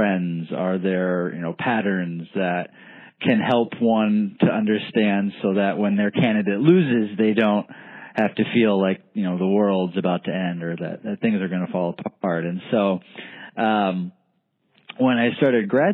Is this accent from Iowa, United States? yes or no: yes; Iowa, United States; I'm from Iowa originally